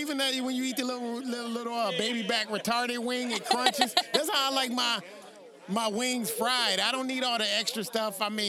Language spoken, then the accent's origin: English; Northampton, Massachusetts, United States; I'm from Northampton, Massachusetts, and they have all the female colleges there